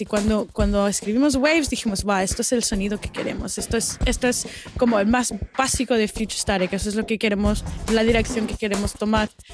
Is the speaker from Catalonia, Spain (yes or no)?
yes; Barcelona, Catalonia, Spain; now in Melbourne, Australia; nací aquí en Melbourne, pero cuando tenía siete, mis padres y yo y mi hermano nos mudamos a, Barcelona, um, en España